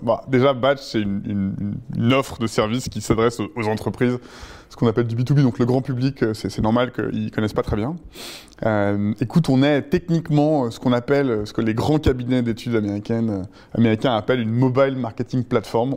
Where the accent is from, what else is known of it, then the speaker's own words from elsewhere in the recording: La Rochelle, Nouvelle-Aquitaine, France; moved away as an adult; also born or lived in Tobago; now in Paris, France; À 18 ans, j'ai quitté La Rochelle, où j'avais passé mon bac et fait une année de fac, et je suis venu m'installer à Paris